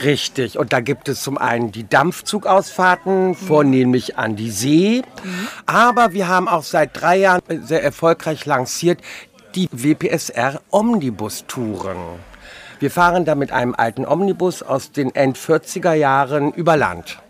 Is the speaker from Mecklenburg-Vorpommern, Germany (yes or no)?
yes; Mecklenburg-Vorpommern, Germany; Wir kommen aus Mecklenburg